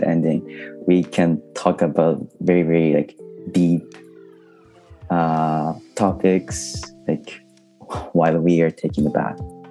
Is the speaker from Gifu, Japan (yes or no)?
yes; Takayama, Gifu, Japan; English is a second language; moved away as an adult; now in Kanazawa, Japan; My hometown is Hida Takayama in Gifu Prefecture